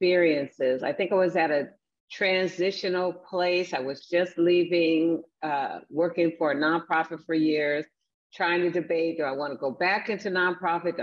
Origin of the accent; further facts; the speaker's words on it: Seattle, Washington, United States; also born or lived in Wichita, Kansas; I grew up in Seattle, Washington. I'm originally from Wichita, Kansas